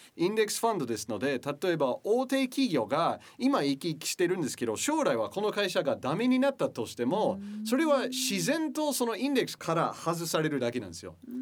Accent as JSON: {"language": "Japanese", "region": "Michigan", "country": "United States", "tie": "born or raised there", "second_language": "Japanese", "moved": "as an adult", "lives_now": "Japan", "said": "僕は生まれ育ったのは田舎町"}